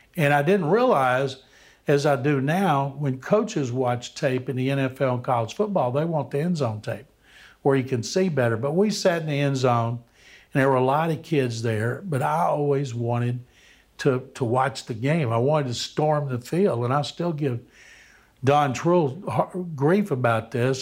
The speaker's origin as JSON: {"language": "English", "town": "Waco", "region": "Texas", "country": "United States", "tie": "born or raised there", "said": "I grew up in Waco"}